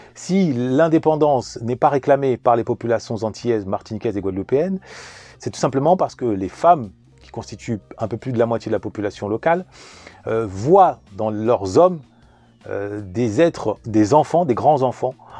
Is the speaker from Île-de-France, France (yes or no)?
yes; Vigneux-sur-Seine, Île-de-France, France; also born or lived in Paris; Je suis né en 1981 à Paris, j'ai grandi en banlieue parisienne, en particulier à Vigneux-sur-Seine